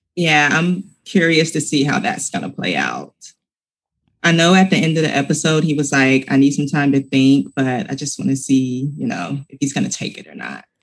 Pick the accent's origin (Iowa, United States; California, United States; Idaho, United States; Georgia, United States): Georgia, United States; I'm from Georgia and football is huge where I'm from